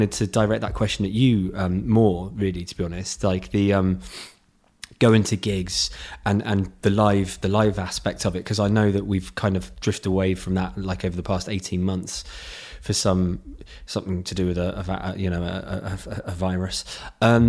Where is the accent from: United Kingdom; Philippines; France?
United Kingdom; Godalming, South East England; Godalming was where my hometown was